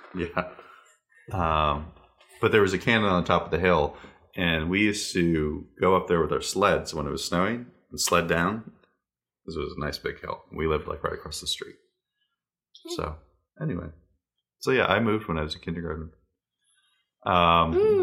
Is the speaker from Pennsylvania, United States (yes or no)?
yes; Elizabethville, Pennsylvania, United States; also born or lived in Herkimer, New York; during kindergarten, I moved from New York Herkimer, New York, to Elizabethville, Pennsylvania